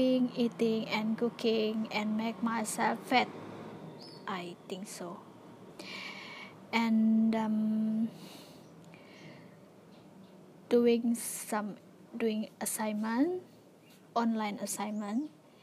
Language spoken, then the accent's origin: English; Sabah or Sarawak, East Malaysia, Malaysia; English is a second language; moved away as an adult; also born or lived in Tanjung Malim; all the students from Sabah, Sarawak was sent to their hometown. And then I was being quarantined for 2 weeks. So I stay in my own house here in my hometown